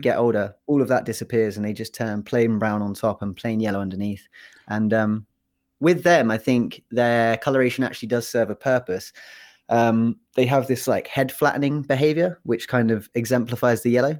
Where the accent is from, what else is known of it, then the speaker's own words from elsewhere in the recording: England, United Kingdom; moved away as an adult; now in United States; I'm actually not from Wales. Uh, I'm from England